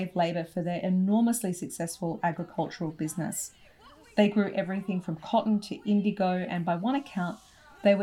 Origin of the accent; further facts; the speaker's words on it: Australia; I'm Australian